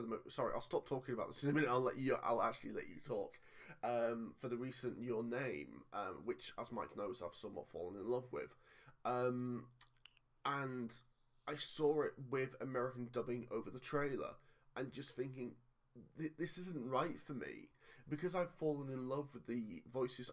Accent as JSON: {"language": "English", "town": "Cockermouth", "region": "North West England", "country": "United Kingdom", "tie": "born or raised there"}